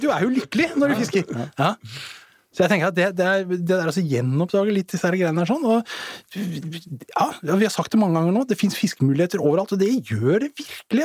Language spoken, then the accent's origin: Norwegian; Asker, Akershus, Norway; både jeg og … faktisk er vokst opp i, i Asker